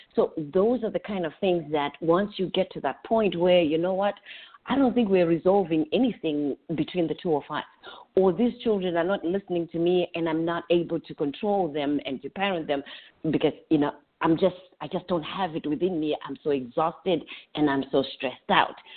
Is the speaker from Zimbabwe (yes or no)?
yes; Zimbabwe; moved away as an adult; now in Orlando, United States; I'm originally from Zimbabwe. I've been here in the United States